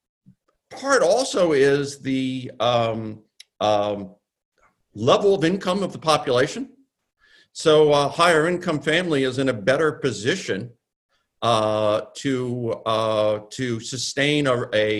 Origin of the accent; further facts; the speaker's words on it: New York City, New York, United States; my hometown of New York